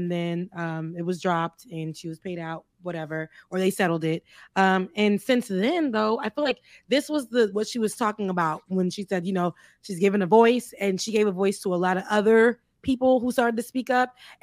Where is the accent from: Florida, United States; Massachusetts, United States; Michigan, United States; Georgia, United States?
Florida, United States; South; I lived in South Florida. That's where I'm from